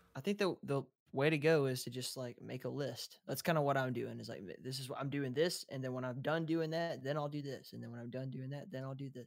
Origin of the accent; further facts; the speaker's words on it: Southeast, United States; accent: Appalachian; I'm from the Southeast